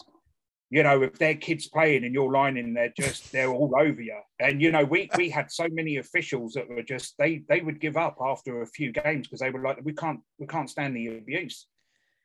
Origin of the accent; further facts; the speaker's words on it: Bracknell, South East England, United Kingdom; also born or lived in Surrey; I grew up in Bracknell, obviously, when I was a lot younger.